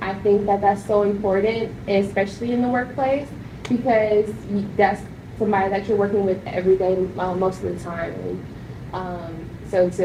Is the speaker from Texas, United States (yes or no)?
yes; Houston, Texas, United States; I'm from Houston, so we were like in a melting pot of different cultures